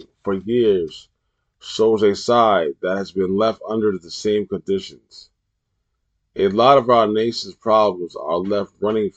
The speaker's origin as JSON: {"language": "English", "town": "New York City", "region": "New York", "country": "United States", "tie": "born or raised there", "said": "In my hometown, New York City"}